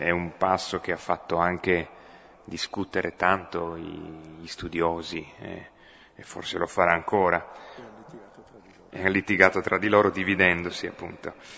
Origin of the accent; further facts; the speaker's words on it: Piedmont, Italy; accent: Piedmontese; first language Piedmontese; Italian is a second language; per me, l'italiano è una lingua aggiunta eh, io sono venuto al mondo col piemontese, eh, quindi la mia lingua nativa sarebbe quella